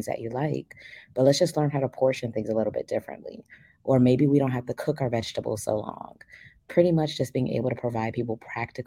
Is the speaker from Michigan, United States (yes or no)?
no; Miami, Florida, United States; because I grew up in Liberty City, we did not have access to a lot of healthy foods.